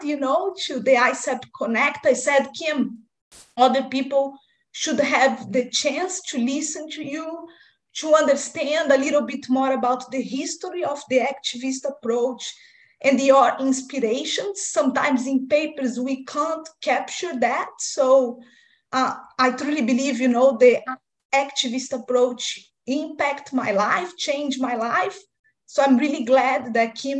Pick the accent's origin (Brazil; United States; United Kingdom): Brazil; now in Australia; I'm originally from Brazil, but now working at Victoria University, Australia.